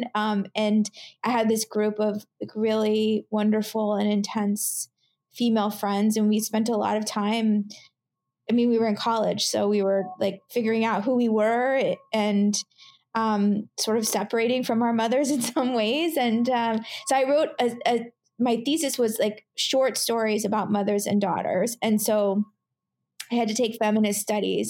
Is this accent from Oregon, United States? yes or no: yes; Portland, Oregon, United States; moved away as an adult; also born or lived in California / New York; I grew up in Portland, Oregon. So I'd always been on the West Coast.